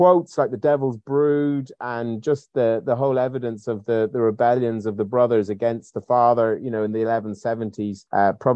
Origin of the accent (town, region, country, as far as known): Ireland; moved away as an adult; now in United Kingdom